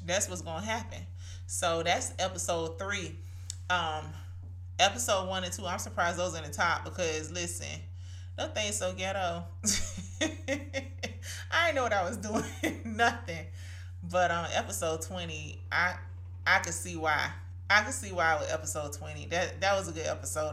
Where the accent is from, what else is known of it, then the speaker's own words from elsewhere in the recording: Brunswick, Georgia, United States; my hometown of course, Brunswick, Georgia